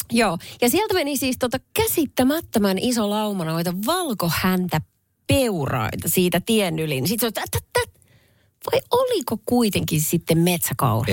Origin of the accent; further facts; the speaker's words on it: Salo, Southwest Finland, Finland; Salon, Salon Perniön, eli minun kotiseutuni